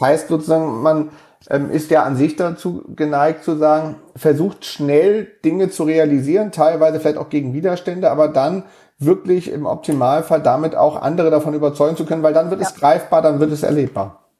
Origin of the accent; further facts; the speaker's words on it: Hamburg, Germany; als Hamburger